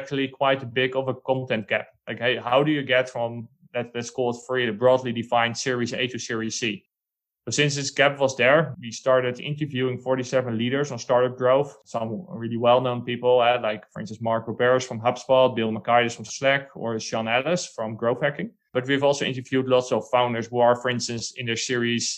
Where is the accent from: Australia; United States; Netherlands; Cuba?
Netherlands; now in Spain; I'm from the Netherlands, one of the smallest countries in Europe.